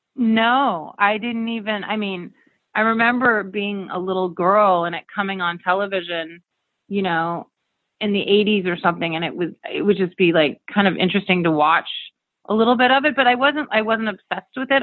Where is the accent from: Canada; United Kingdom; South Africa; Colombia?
Canada; Camrose, Alberta; also born or lived in United States (born) / Arizona / New York City; now in Los Angeles, United States; I was raised in um, Alberta, Canada, in a small town called Camrose. But yeah, I've lived. I, I, I lived there for about eight years, and then I came to Arizona